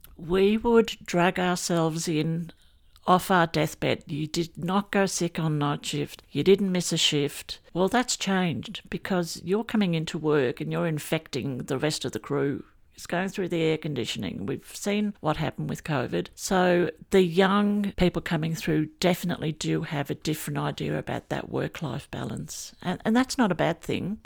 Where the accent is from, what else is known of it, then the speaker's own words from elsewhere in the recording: England, United Kingdom; now in Australia; I grew up in England, and I loved the bobbies, and I wanted to be a bobby one day. And then my family came over to Australia